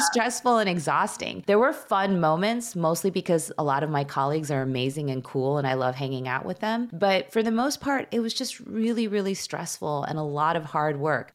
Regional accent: suburbs of Chicago, Illinois, United States; also born or lived in Skokie, Illinois / Wilmette, Illinois; I grew up in the suburbs of Chicago. I was born in Chicago. My parents moved us to Skokie, Illinois, shortly after I was, like, four.

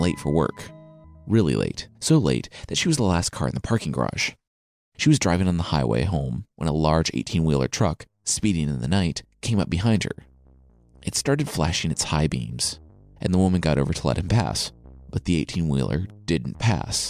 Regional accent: Midwest, United States; growing up in the Midwest

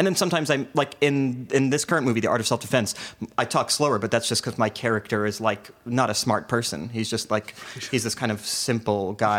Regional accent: New York, United States; also born or lived in New Jersey; I grew up in New York and New Jersey.

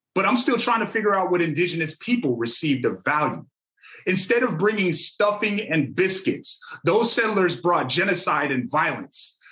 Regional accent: Amskapi Pikuni Nation, Montana, United States; I come from the Amstapi Pekani Nation.

